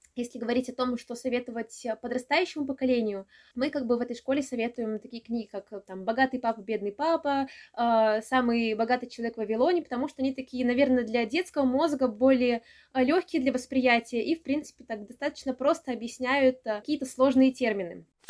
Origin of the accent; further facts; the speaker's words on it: Samara, Samara Oblast, Russia; я из Самары